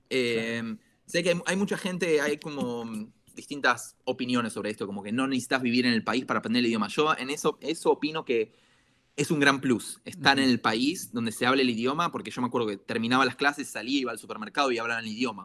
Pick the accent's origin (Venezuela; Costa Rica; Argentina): Argentina; now in Israel; soy un argentino que vive en Israel